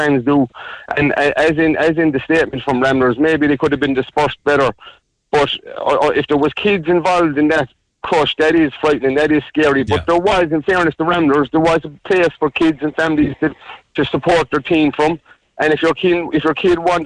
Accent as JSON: {"language": "English", "town": "Cobh", "region": "Munster", "country": "Ireland", "tie": "born or raised there", "moved": "yes", "lives_now": "County Clare, Ireland", "said": "I was born in Cobh, but I live in County Clare"}